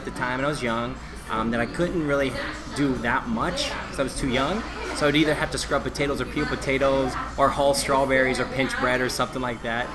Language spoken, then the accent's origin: English; St. Louis, Missouri, United States; moved away as an adult; also born or lived in Chicago / Indiana / East Coast; I'm from St. Louis